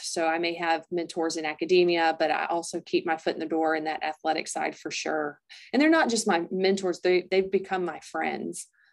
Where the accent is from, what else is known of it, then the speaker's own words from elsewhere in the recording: Greer, South Carolina, United States; moved away; I grew up in Greer, South Carolina.